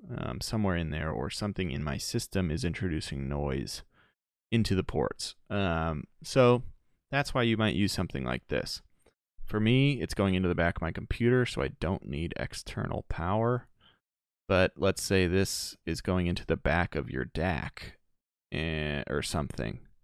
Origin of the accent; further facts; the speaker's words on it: Chicago, Illinois, United States; also born or lived in Denver; I'm from Chicago.